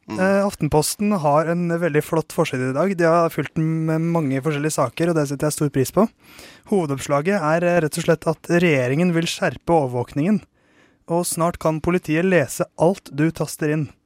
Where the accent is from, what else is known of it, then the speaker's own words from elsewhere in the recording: Oslo, Norway; jeg, er født og oppvokst i Oslo